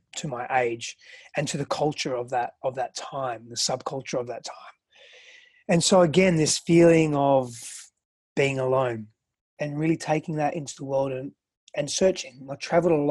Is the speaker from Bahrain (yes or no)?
no; Australia; English is a second language; also born or lived in Greece; now in United States; I grew up in Greece and Australia, and so I had quite a diversity in cultural